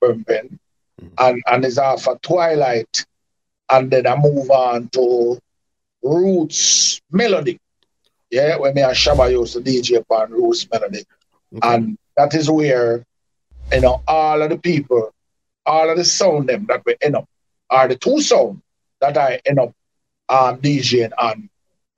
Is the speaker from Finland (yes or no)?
no; Kingston, Jamaica; also born or lived in Canada; my original Kingston 11